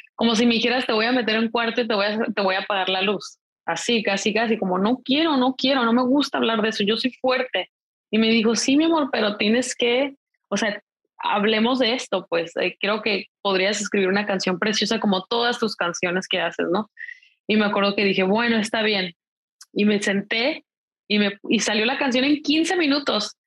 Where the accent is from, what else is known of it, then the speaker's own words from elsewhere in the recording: Mexico; yo soy mexicana